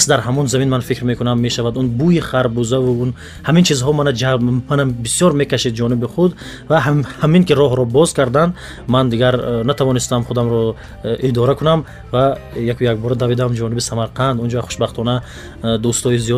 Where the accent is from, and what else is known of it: Panjakent, Sughd, Tajikistan; born or raised there; moved away